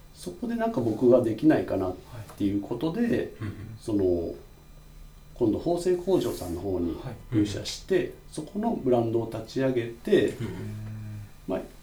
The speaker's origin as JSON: {"language": "Japanese", "region": "Kagawa", "country": "Japan", "tie": "born or raised there", "also_born_or_lived": "Osaka", "moved": "as an adult", "said": "香川県生まれで、ずっと大学、高校卒業までは香川の、まあ、高校に行って"}